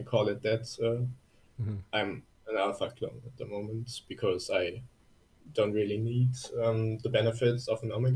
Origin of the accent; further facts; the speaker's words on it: Germany; English is a second language; I'm from Germany